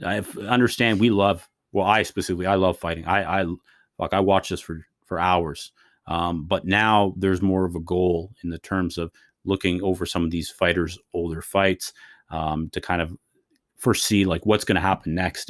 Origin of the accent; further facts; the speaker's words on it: Canada; As a Canadian guy